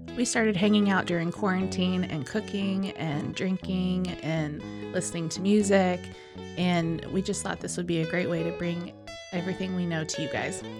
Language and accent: English; Hillsboro, Texas, United States; now in Waco, United States; I grew up in Hillsboro, which is a very small town.